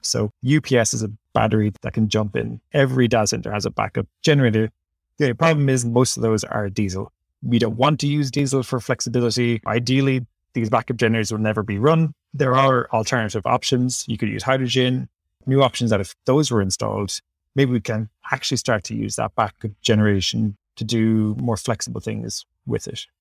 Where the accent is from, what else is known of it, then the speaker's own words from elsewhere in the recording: Ireland; accent: Irish; Ireland's obviously very, is a, wait, who can tell by my accent, is quite close to my heart